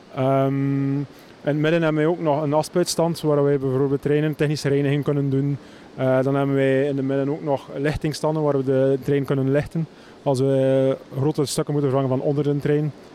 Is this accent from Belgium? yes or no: yes; West Flanders, Belgium; ik ben niet van Melle zelf. Ik kom uit het verre West-Vlaanderen